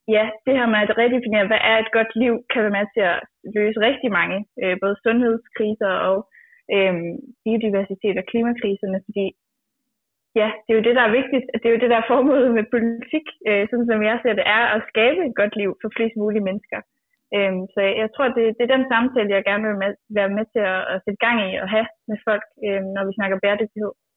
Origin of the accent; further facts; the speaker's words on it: Djursland, Central Denmark Region, Denmark; jeg kommer fra landet og fra Djursland